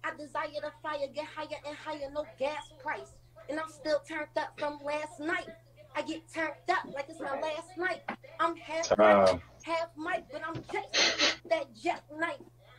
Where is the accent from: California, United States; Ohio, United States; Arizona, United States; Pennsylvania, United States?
Pennsylvania, United States; Philadelphia; You know, I'm from Philly.